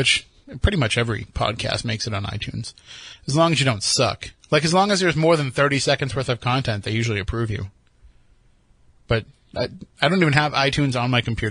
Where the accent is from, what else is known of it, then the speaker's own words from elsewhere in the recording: East Coast, United States; I'm from the East Coast